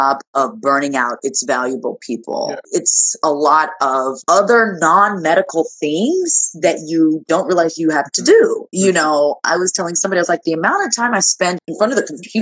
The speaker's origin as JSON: {"language": "English", "country": "Nigeria", "tie": "born or raised there", "moved": "yes", "said": "I'm Nigerian. Born in Nigeria, immigrant."}